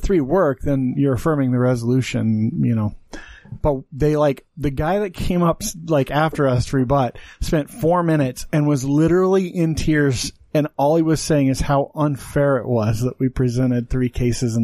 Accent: Wyoming, United States; now in Utah, United States; I grew up in Wyoming

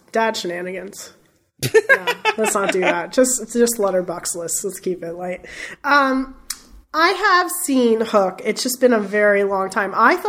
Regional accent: Florida, United States; we're all from Florida.

